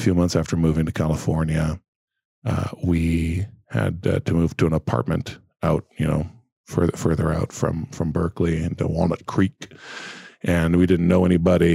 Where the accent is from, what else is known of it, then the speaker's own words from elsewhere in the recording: Brazil; moved away; I grew up in Brazil and, we spoke English in the house, but that was the only place there was English.